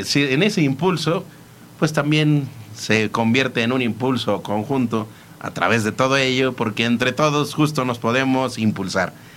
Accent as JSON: {"language": "Spanish", "country": "Mexico", "said": "como mexicanos somos súper cordiales"}